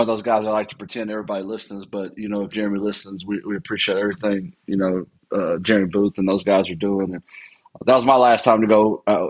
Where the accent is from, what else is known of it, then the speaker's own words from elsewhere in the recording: Texas, United States; So I know as a guy that born and raised in Texas